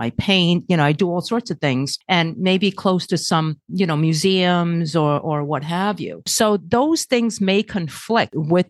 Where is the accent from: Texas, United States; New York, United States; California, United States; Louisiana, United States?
New York, United States; New York City; I'm from Brooklyn.